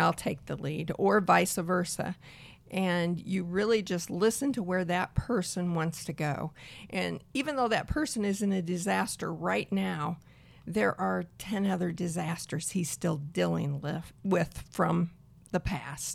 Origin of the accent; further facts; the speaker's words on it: Peoria, Illinois, United States; I am from Central Illinois, Peoria, Illinois